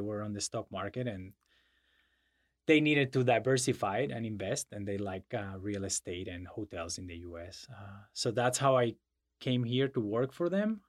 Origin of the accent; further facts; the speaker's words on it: Madrid, Community of Madrid, Spain; English is a second language; moved away; I was born and raised in Madrid